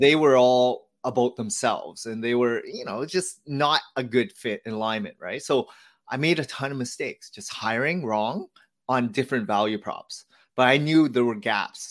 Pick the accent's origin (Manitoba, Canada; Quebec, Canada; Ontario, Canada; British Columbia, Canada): Ontario, Canada; Hamilton; So I was born here as the fourth child. All my siblings were, um, born in Vietnam. And I grew up in Hamilton, so not too far from Toronto, Canada.